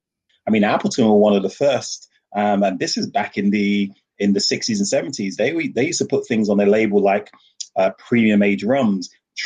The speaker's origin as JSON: {"language": "English", "country": "Jamaica", "moved": "yes", "lives_now": "United Kingdom"}